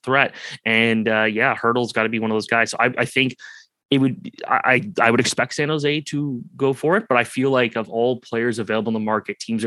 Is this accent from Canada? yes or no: yes; Oakville, Ontario, Canada; growing up in Oakville